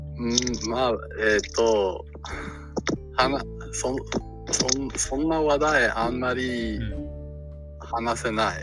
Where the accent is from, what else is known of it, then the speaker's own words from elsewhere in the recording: Canada; Japanese is a second language; カナダ、カナダの出身です。